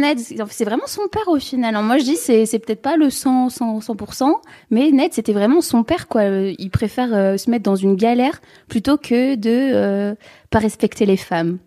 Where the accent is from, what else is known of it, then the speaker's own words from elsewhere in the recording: the North, Hauts-de-France, France; je viens du Nord, moi j'ai pas de frère et sœurs